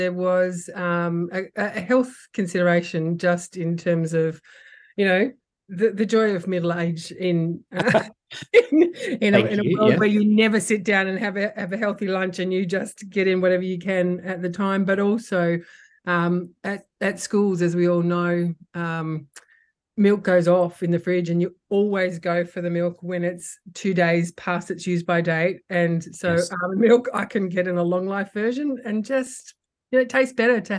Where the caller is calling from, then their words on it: Sydney, New South Wales, Australia; I'm phoning in tonight from Darug country, actually, beautiful Darug country on the northern suburbs of Sydney.